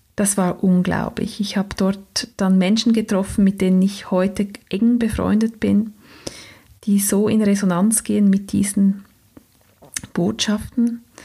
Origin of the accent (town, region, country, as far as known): Switzerland; accent: Swiss German; first language Swiss German